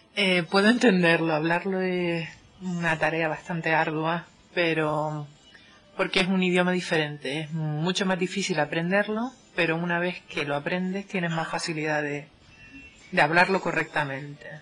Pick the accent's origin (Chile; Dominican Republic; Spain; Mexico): Spain; Canary Islands; moved away as an adult; now in Finland; vengo de España concretamente del archipiélago canario